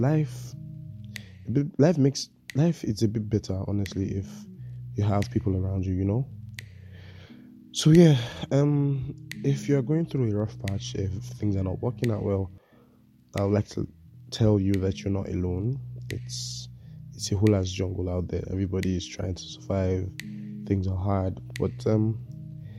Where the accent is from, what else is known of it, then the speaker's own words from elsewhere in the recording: Nigeria; As a Nigerian